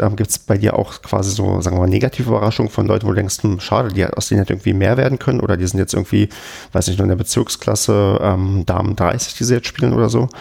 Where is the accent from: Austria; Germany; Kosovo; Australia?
Germany; Brandenburg; moved away; ich komme ja aus Brandenburg